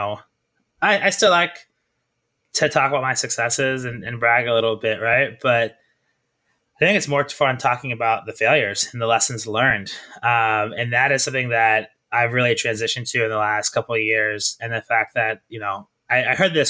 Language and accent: English; Kansas City, Missouri, United States; moved away as an adult; also born or lived in Iowa / Italy; now in New York, United States; I'm from Kansas City, Missouri